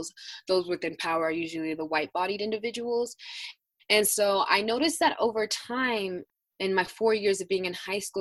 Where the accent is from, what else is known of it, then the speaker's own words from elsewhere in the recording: Denver, Colorado, United States; also born or lived in Aurora, Colorado / Arvada, Colorado; I am a North High School alumna. So I am from the Denver North area. However, due to homelessness and stuff like that, I was traveling all over Colorado